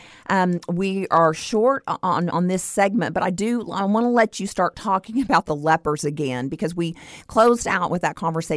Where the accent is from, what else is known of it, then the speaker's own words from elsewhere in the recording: Stephenville, Texas, United States; my hometown of Stephenville, Texas